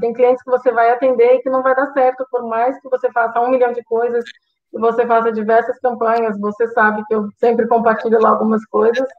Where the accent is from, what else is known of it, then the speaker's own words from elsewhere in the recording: Brazil; moved away as an adult; now in Portugal; o Brasil vai ser sempre o meu país, é, não é onde eu nasci, onde está minha família, onde estão as minhas raízes